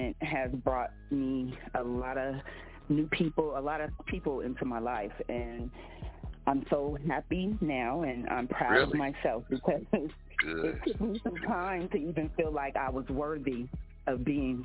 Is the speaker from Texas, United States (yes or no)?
no; Compton, California, United States; now in Las Vegas, United States; I am born and raised in Compton, but I now reside in Las Vegas, which has been my second home.